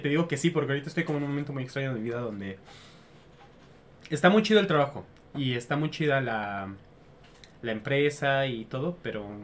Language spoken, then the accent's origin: Spanish; Mexico; Soy mexicano.